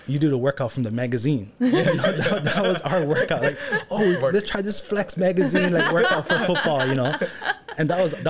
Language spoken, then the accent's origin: English; Kailua, Hawaii, United States; Born and raised in Kailua, Oahu. Mm-hmm. Grew up around the beach. You know, family was always about the Hawaiian culture.